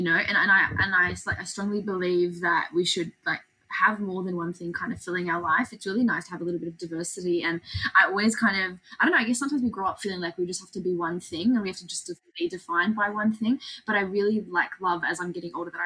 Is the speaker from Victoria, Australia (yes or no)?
no; Sydney, New South Wales, Australia; I'm very proud to be Aussie, I'm very proud to be from this country